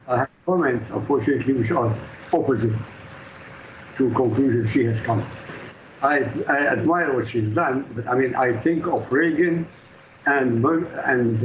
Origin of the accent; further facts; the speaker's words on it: Iraq; now in Europe; I grew up in Iraq, I live in Europe